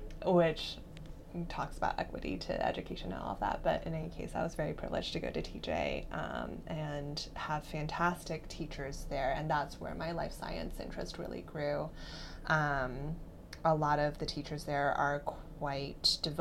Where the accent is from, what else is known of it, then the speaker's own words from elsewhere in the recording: Herndon, Virginia, United States; I grew up in Virginia in a suburb outside of DC called Herndon